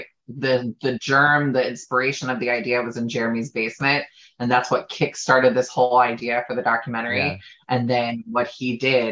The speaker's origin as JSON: {"language": "English", "town": "Chicago", "region": "Illinois", "country": "United States", "moved": "yes", "said": "I'm from Chicago originally."}